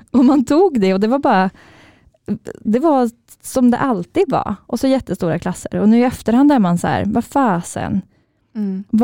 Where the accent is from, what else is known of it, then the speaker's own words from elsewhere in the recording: Karlstad, Värmland, Sweden; vi är ju från Karlstad eh, och jag växte upp lite utanför Karlstad i en ganska liten stad eller by.